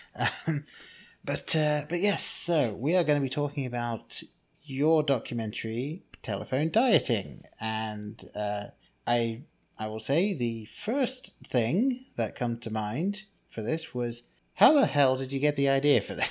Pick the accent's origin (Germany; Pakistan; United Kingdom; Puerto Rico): United Kingdom; England; the name that I grew up with in England